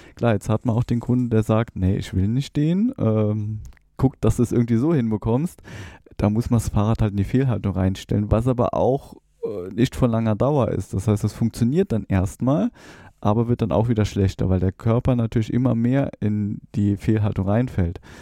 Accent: near Trier, Rhineland-Palatinate, Germany; moved away as an adult; also born or lived in Saarbrücken; now in Rhein-Main area, Germany; ich komme aus der Nähe von Trier, bin dann nach Saarbrücken gegangen

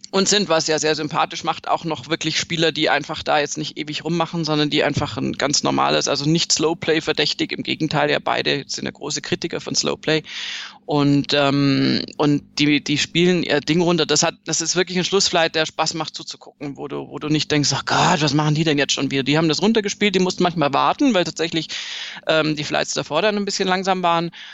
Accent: Swabia, Germany; ich bin Schwäbin

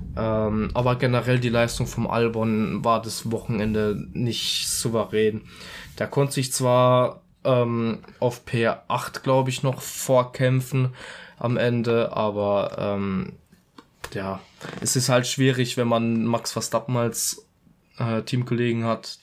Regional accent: Italy; ich als Italiener

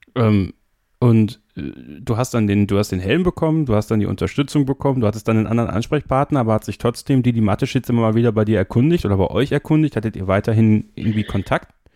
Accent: Germany; Bei uns in Deutschland

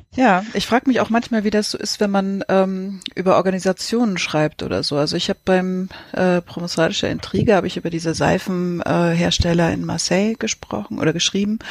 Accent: Lübeck, Schleswig-Holstein, Germany; moved away; als ich in Travemünde noch gelebt habe als Kind

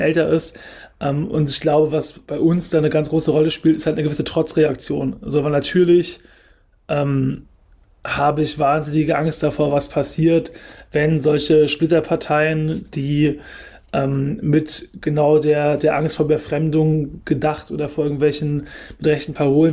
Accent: Germany; ich bin in Deutschland geboren

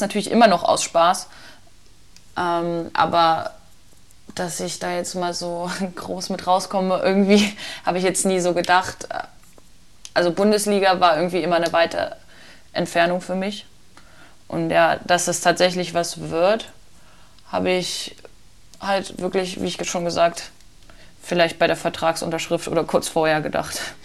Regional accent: near Magdeburg, Saxony-Anhalt, Germany; moved away; ich komme ja aus der Nähe von Magdeburg

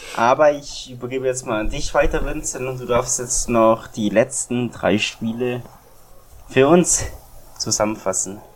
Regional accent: Germany; Als Deutscher

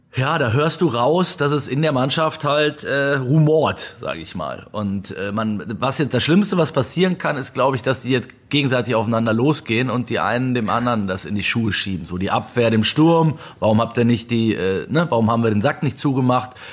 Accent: Germany; bei uns in Deutschland

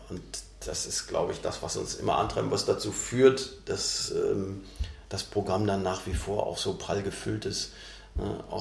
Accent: Bochum, North Rhine-Westphalia, Germany; Ich komme aus Bochum

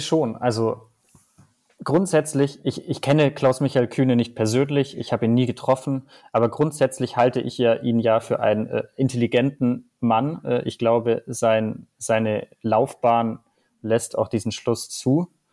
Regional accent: Bavaria, Germany; ich komme aus Bayern

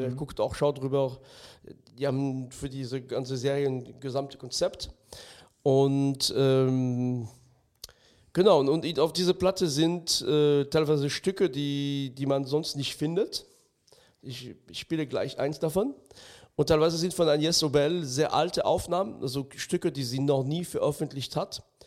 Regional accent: France; moved away; ich bin im ganz Minidorf in Frankreich aufgewachsen

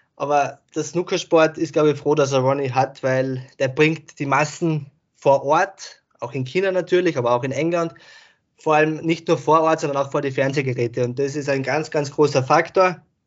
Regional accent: Austria; Ich komme ja aus Österreich

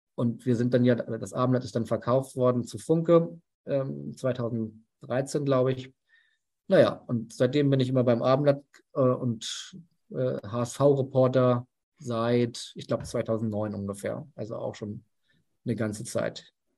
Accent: Hamburg, Germany; ich bin Hamburger

